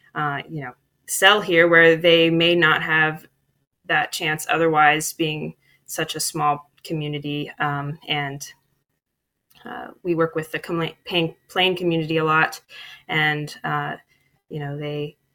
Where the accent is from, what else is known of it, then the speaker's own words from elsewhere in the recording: Dayton, Ohio, United States; I grew up in Dayton, Ohio, in the inner city